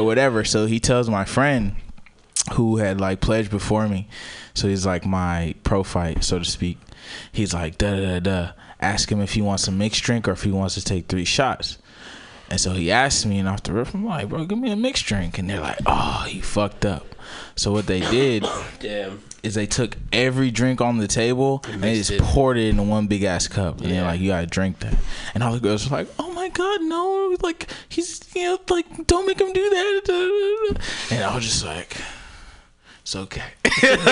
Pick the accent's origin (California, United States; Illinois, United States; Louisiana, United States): California, United States; I'm from Cali